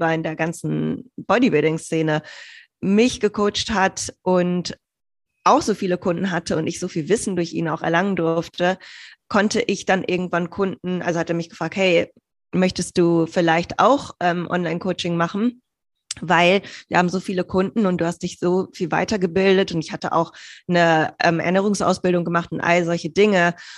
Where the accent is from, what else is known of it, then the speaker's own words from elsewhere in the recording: Bielefeld, North Rhine-Westphalia, Germany; moved away as an adult; also born or lived in Hamburg / Greece / United States; ursprünglich bin ich geboren in Bielefeld